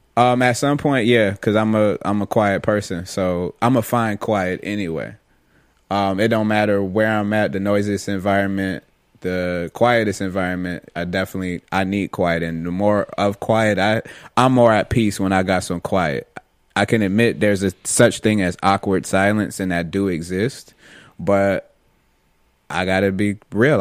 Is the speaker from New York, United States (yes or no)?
yes; Rochester, New York, United States; now in Florida, United States; growing up in Rochester and on the west side